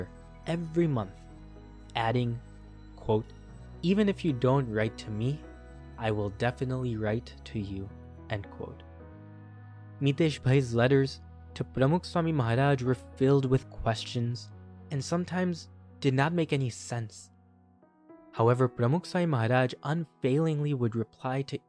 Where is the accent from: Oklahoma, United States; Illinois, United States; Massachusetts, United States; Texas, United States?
Illinois, United States; Chicago suburb; moved away as an adult; My hometown was a typical Chicago suburb where most of the people I grew up with lived nearby.